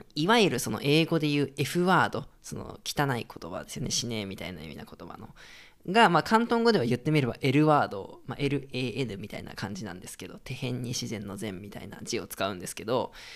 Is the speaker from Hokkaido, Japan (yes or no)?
yes; Sapporo, Hokkaido, Japan; moved away as an adult; now in Hong Kong; 北海道の出身ですけど僕は札幌の公立の小学校とかだと